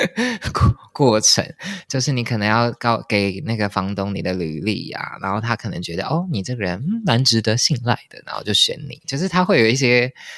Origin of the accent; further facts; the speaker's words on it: Taipei, Taiwan; moved away as an adult; now in Paris, France; 我从小就是在台北长大